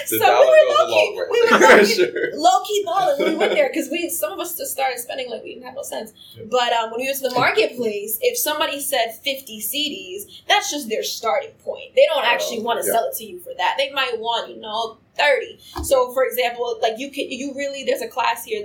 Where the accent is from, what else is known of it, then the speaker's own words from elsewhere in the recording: Mount Vernon, New York, United States; I'm from Mount Vernon, which is by the South Bronx.